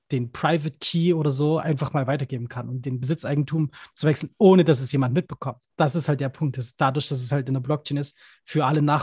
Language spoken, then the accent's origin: German; Dresden, Saxony, Germany; ich bin gebürtiger Dresdner, da gibt es immer die Elbfestspiele